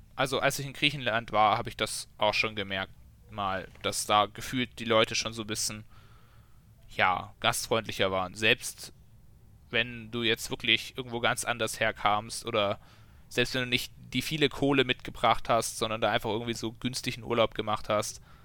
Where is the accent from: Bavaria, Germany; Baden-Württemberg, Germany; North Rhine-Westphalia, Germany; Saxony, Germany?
Bavaria, Germany; Memmingen; bei uns in Memming